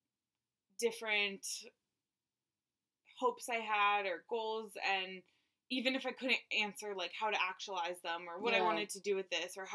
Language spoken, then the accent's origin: English; Miami Beach, Florida, United States; moved away as an adult; also born or lived in New York City; I grew up in Miami Beach and went to school in New York City